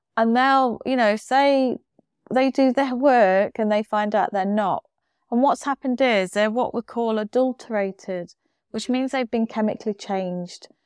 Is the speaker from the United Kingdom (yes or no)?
yes; United Kingdom; we're very British.